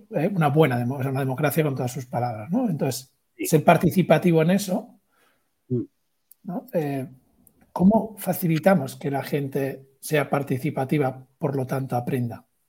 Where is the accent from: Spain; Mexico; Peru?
Spain; Galicia; soy gallego